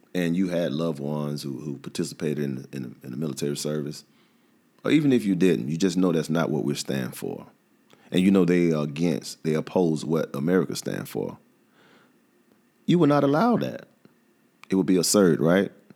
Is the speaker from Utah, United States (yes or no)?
no; Atlanta, Georgia, United States; I'm from the South. I'm from Atlanta